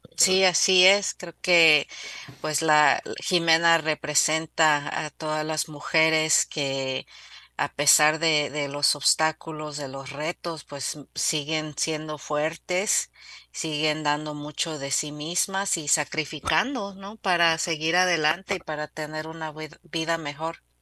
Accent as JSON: {"language": "Spanish", "country": "Mexico", "moved": "yes", "lives_now": "United States", "said": "yo también soy inmigrante, soy mexicana viviendo en los Estados Unidos"}